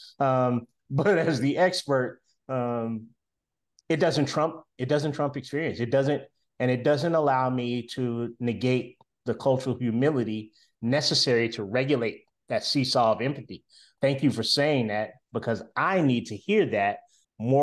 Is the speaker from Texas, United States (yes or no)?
no; Winston-Salem, North Carolina, United States; moved away as an adult; now in Charlotte, United States; I'm in Charlotte, North Carolina. My home is Winston-Salem, North Carolina